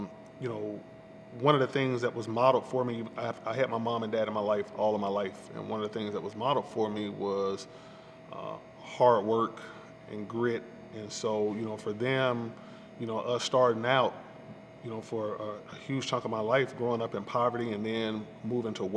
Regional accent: Atlanta, Georgia, United States; I'm a Grady baby, and growing up in Northwest Atlanta

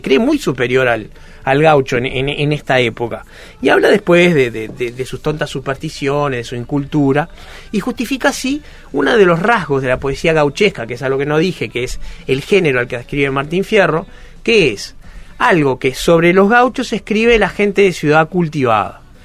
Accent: Uruguay; yo que soy un uruguayo blanco de mediana edad, de origen judío

